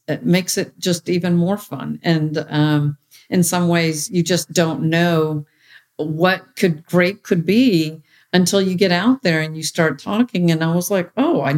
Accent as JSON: {"language": "English", "country": "United States", "tie": "born or raised there", "said": "to have had this upbringing as an American with Indian cultural roots."}